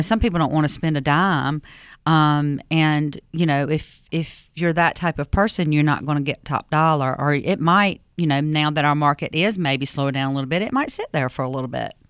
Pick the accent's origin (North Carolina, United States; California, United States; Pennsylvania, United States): North Carolina, United States; Fuquay-Varina; I grew up in Fuquay-Varina back, you know, in the seventies, sixties and seventies, right?